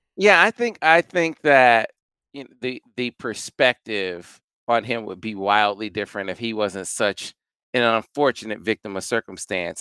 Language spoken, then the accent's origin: English; Flint, Michigan, United States; born or raised there